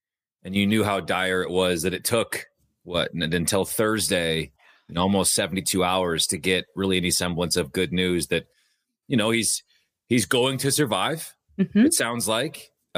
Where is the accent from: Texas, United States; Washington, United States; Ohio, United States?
Washington, United States; Bothell; Yeah, I'm from Bothell, so I've been a 206 kid or a 425 kid my entire life.